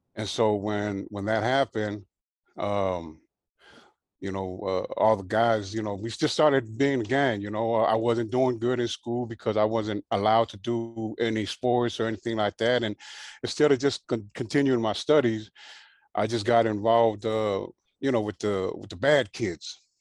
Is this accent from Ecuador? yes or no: no; Carson, California, United States; also born or lived in Hawaii; my mom and dad ended up getting a house in Carson. And so that's where I grew up at.